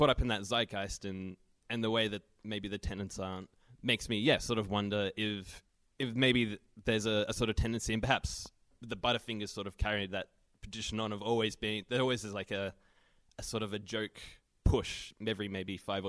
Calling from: Civic, Australian Capital Territory, Australia; from Civic.

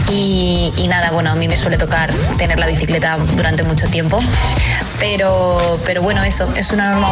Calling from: Madrid, Community of Madrid, Spain; Hola agitadores … de Madrid

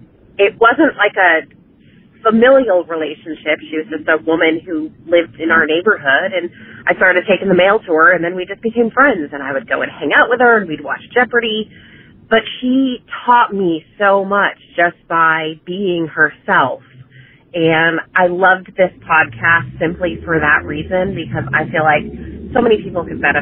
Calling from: Jacksonville, Florida, United States; I'm calling from Jacksonville, Florida

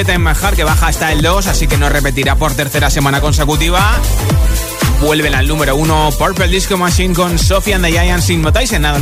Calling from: El Puerto de Santa María, Andalusia, Spain; de Puerto Santa María.

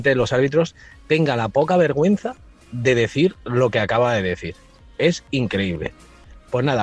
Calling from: Fuenlabrada, Community of Madrid, Spain; de Fuenlabrada.

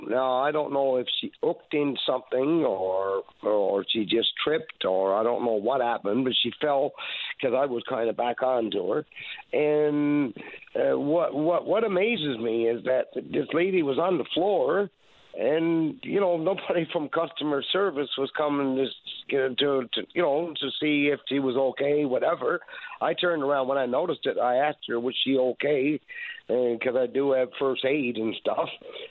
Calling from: Newfoundland and Labrador, Canada; Good morning, sir. It's … I'm calling from the Northern Peninsula.

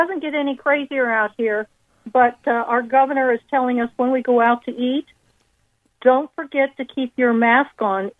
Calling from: Laguna Beach, California, United States; California, Laguna Beach, California.

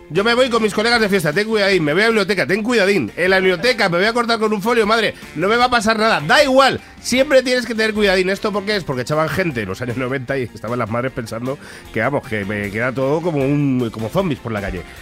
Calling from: Valencia, Valencian Community, Spain; Hola, soy … de Valencia

